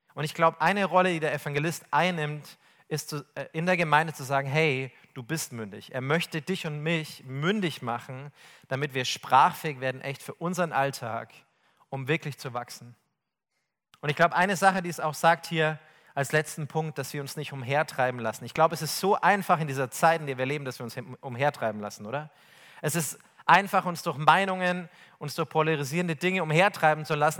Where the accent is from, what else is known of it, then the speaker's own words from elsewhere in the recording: Bavaria, Germany; ich komme aus Bayern